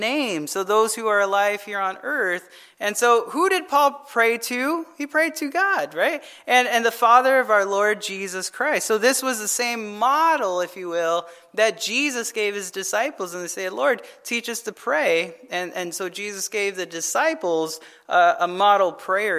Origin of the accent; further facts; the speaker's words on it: Arizona, United States; I'm from Arizona